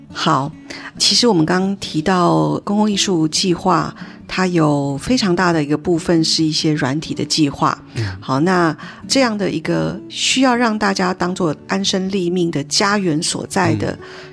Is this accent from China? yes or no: no; Taiwan; 我们台湾人